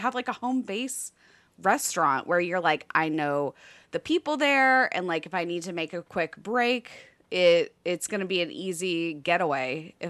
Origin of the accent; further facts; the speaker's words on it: Nashville, Tennessee, United States; So I'm from Nashville, and I'm just telling you right now, Nashville boys are kind of the ones I grew up with.